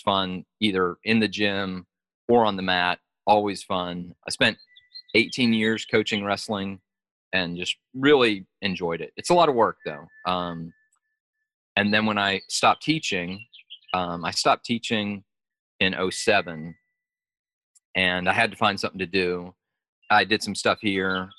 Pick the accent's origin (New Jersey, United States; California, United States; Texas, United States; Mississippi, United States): Mississippi, United States; also born or lived in Illinois; I moved to Mississippi from Illinois, and I was the smallest, shortest, lightest kid in a brand new school